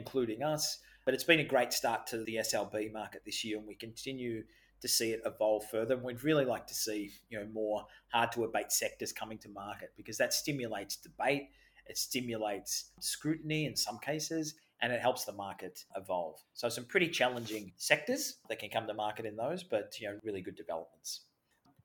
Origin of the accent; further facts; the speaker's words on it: Australia; accent: Australian; my Australian accent's